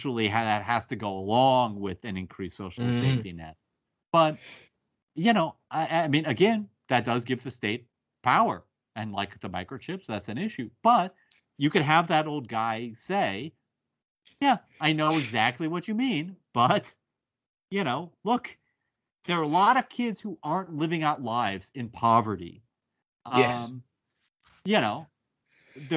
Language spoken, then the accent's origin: English; United States; as an American